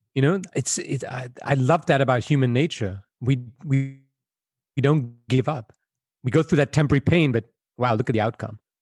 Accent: Belgium; moved away; I was born and raised in Belgium, where I spent most of my childhood.

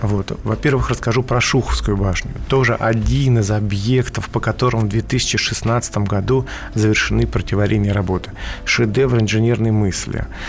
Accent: Moscow, Russia; мы все москвичи

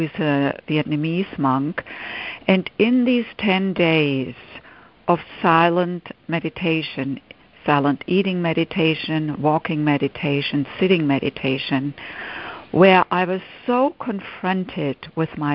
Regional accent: Germany; English is a second language; moved away as an adult; now in United States; I grew up in Germany, and in my late 20s, I came to the United States to do postgraduate work in music

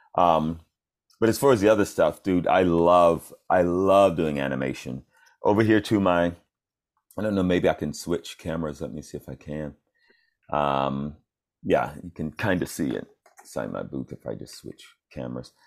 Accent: Atlanta, Georgia, United States; moved away as an adult; now in Los Angeles, United States; I'm from Atlanta, Georgia

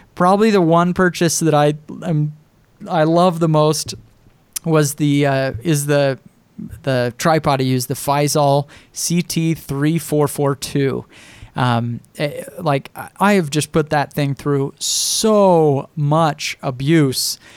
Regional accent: Idaho, United States; I'm a kid from Idaho with this little blog

